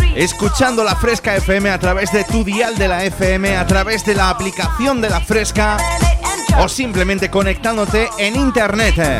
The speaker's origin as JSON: {"language": "Spanish", "town": "Jaén", "region": "Andalusia", "country": "Spain", "said": "soy de Jaén"}